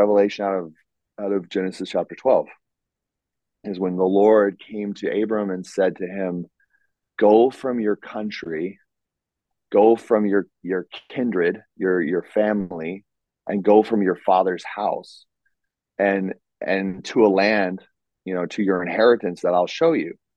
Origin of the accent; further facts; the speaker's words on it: United States; moved away as an adult; now in Europe; I'm American. I'm raised, born, bred in America